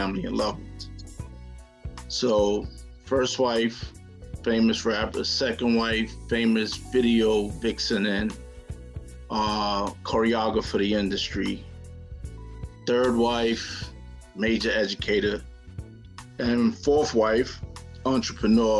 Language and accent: English; New York City, New York, United States; I grew up in the South Bronx, 170 from College Avenue, and grew up in a very productive Jamaican family